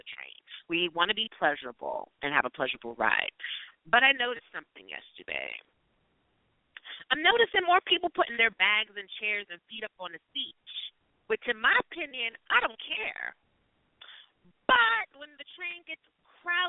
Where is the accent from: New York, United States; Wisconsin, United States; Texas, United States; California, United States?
New York, United States; New York City; I was born in the project buildings of East Harlem